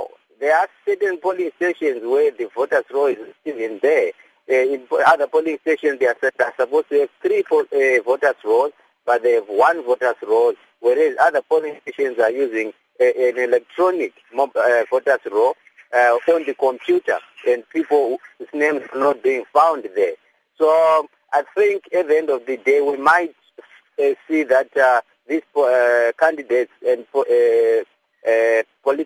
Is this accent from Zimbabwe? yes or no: yes; Zimbabwe; I was born in Zimbabwe